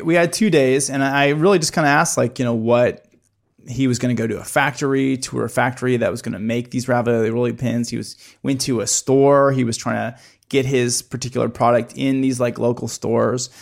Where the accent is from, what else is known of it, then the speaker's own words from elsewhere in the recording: Midwest, United States; growing up in the Midwest